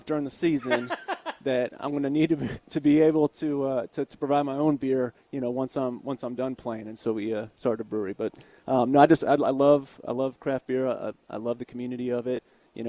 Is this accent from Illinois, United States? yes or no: no; Tampa, Florida, United States; moved away as an adult; also born or lived in Hanover County, Virginia; now in Richmond, United States; So I was born and raised in Tampa, Florida, and then came up to William & Mary for college